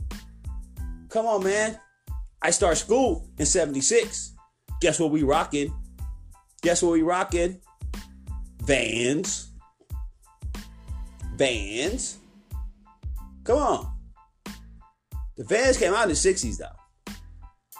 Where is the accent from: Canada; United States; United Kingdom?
United States; Oakland, California; I'm from East Oakland, where it goes down